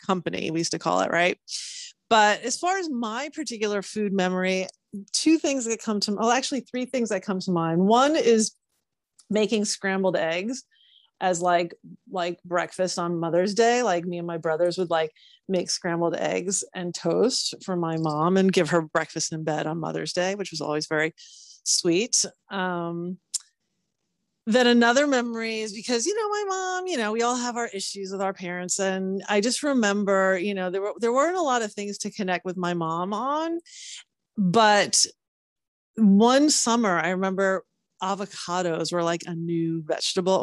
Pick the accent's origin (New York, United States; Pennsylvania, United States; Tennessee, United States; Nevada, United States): New York, United States; Syosset; also born or lived in Seville, Spain; So I am from Long Island. So Syosset, Long Island